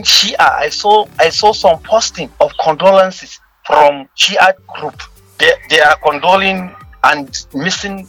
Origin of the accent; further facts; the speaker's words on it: Kebbi State, Nigeria; I'm from Kebbi State